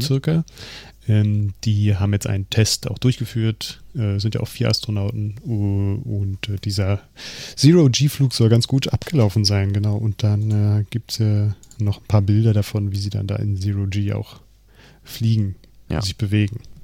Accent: Germany

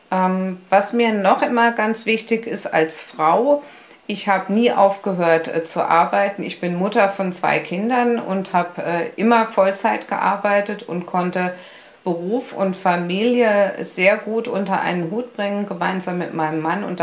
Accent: Berlin, Germany; Ähm, ich bin ja gebürtige Berlinerin und ich war damals in Berlin äh, Krankengymnastin.

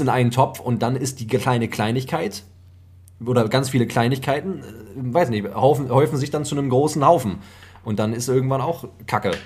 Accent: Germany; hier bei uns in Deutschland

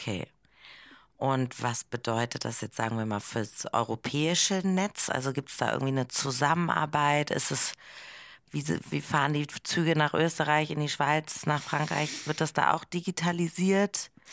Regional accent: Hamburg, Germany; moved away; also born or lived in Berlin; Ich komme aber aus Hamburg

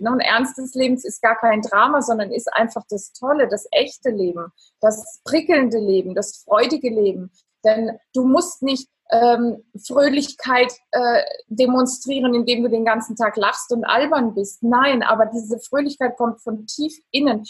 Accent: Italy; ich bin Italienerin

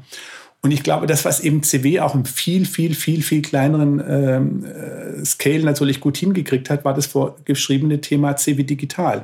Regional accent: Swabia, Germany; als Schwabe

